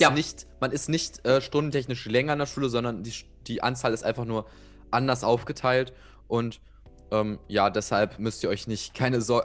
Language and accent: German; Saxony-Anhalt, Germany; bei uns in Sachsen-Anhalt